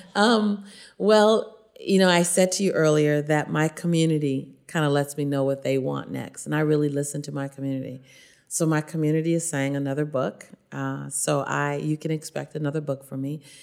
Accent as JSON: {"language": "English", "town": "Los Angeles", "region": "California", "country": "United States", "tie": "born or raised there"}